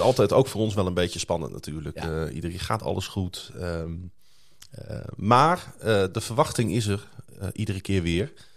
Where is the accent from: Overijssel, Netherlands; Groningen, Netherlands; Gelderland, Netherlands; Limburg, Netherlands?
Groningen, Netherlands; kom ik uit Groningen-Zuid